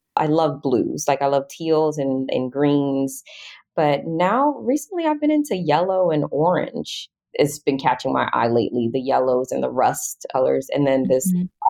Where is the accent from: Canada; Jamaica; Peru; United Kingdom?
Jamaica; also born or lived in Atlanta; now in United States; I grew up in Jamaica. My dad's a cabinet maker and contractor